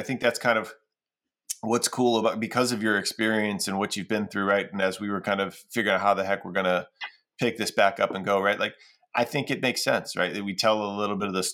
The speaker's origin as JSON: {"language": "English", "town": "Cleveland", "region": "Ohio", "country": "United States", "said": "we're both from Cleveland"}